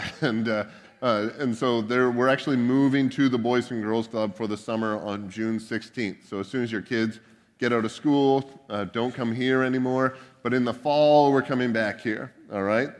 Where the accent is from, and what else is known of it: Canada; now in United States